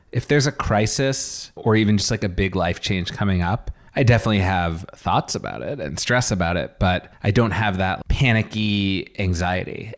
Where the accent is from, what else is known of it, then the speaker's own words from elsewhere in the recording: Boston, Massachusetts, United States; growing up in Boston